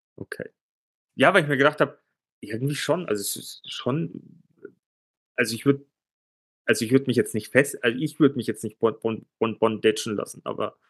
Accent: Germany; bei uns in Deutschland.

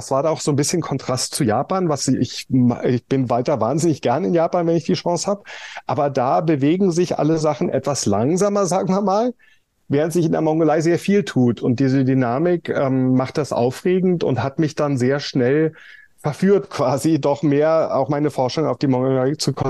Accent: Berlin, Germany; ich bin in West Berlin groß geworden

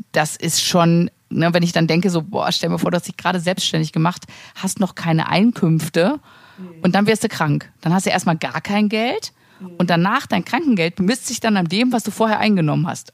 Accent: Sauerland, North Rhine-Westphalia, Germany; moved away; ich komme ja aus dem Sauerland und ich bin ja glücklicherweise immer noch da versichert

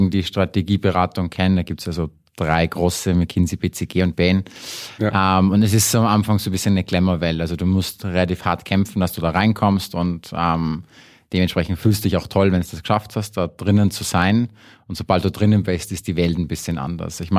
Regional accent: Salzburg, Austria; moved away; ursprünglich aus Salzburg, äh, war lange Zeit weg. Das heißt, in Deutschland sagen sie immer, ich bin ein Ösi und in Österreich glauben sie immer, ich bin ein Deutscher.

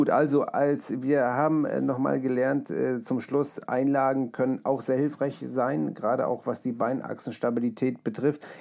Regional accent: Hamburg, Germany; es ist ja nicht meine Heimat, ist äh, Hamburg und Deutschland, aber meine Eltern kommen ja aus Polen

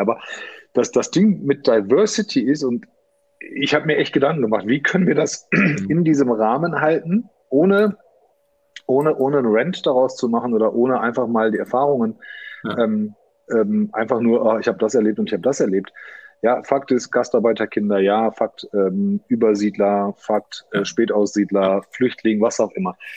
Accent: Hagen, North Rhine-Westphalia, Germany; Ich bin hier geboren in Hagen.

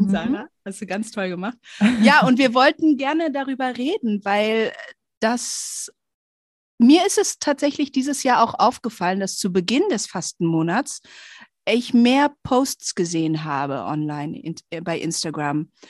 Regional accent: Indonesia; Hör mal, bei uns in Indonesien, da trägt man schwarz und also so richtig wie so eine Trauergemeinde.

